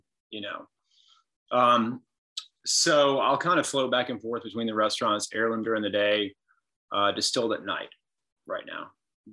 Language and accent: English; Lexington, Kentucky, United States; also born or lived in Winter Park, Florida / Colorado; My parents moved up here to Lexington, went to Sayre School, and then Dunbar for high school